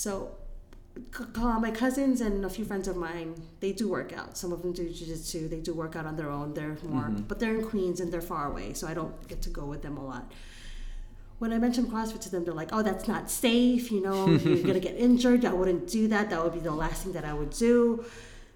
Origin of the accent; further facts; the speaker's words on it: Philippines; moved away; I grew up in the Philippines, which is a third world country